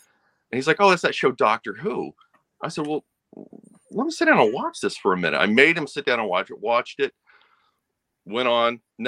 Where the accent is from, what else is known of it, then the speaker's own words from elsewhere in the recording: Tulsa, Oklahoma, United States; Well, I grew up in Tulsa, Oklahoma, and our local PBS station aired them about that time.